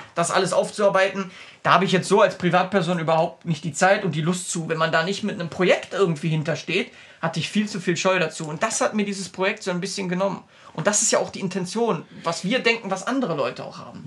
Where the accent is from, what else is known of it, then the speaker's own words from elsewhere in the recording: Essen, North Rhine-Westphalia, Germany; now in Cologne, Germany; ich komme aus Essen gebürtig, ähm, habe da bis zu Beginn meiner Ausbildung, die ich mit 19 ungefähr angefangen habe, mit 18 angefangen habe, äh, gelebt.